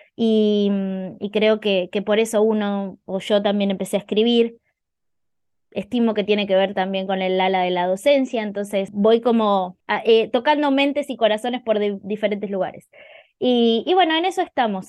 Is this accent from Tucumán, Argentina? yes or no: no; Buenos Aires, Argentina; moved away as an adult; now in Necochea, Argentina; yo soy de Argentina, soy de Buenos Aires. Hace muy poquito me mudé a la costa argentina, a un lugar que se llama Necochea